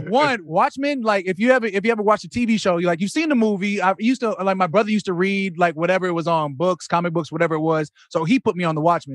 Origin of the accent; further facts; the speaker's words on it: Arizona, United States; moved away; I'm coming from Arizona